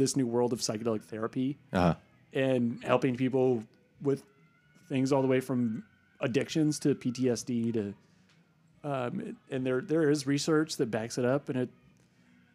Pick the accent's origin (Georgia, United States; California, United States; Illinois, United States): California, United States; San Francisco Bay Area; I grew up in the San Francisco Bay Area